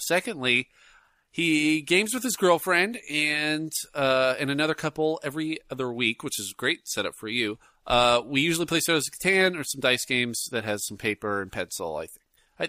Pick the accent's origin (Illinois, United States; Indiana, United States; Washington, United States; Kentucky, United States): Washington, United States; Bremerton; we grew up in the World War II site of Bremerton, Washington.